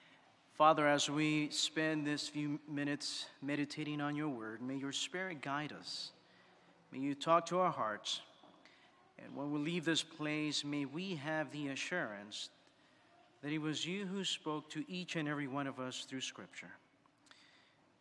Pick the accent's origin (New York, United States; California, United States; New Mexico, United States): New York, United States; New York City; moved away; growing up in New York City